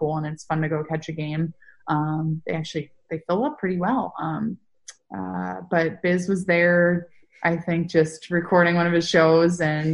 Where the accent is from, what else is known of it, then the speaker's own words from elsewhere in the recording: Northern California, United States; the team I grew up following the most would be the Sharks, since I'm from Northern California.